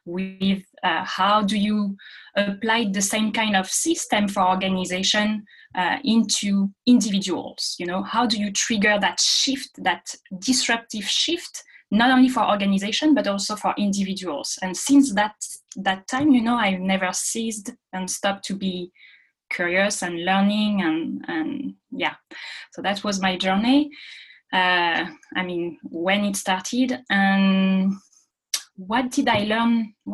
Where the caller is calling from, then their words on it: Paris, Île-de-France, France; I'm calling from Paris tonight.